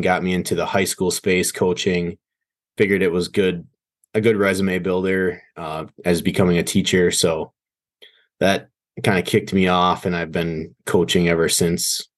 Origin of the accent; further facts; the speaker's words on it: Green Bay, Wisconsin, United States; I was born and raised in Green Bay, Wisconsin